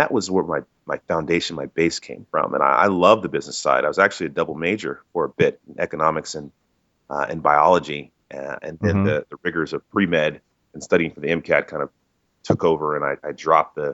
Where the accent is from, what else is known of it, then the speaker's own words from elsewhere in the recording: Dallas, Texas, United States; came back home to Dallas. I'm originally from Dallas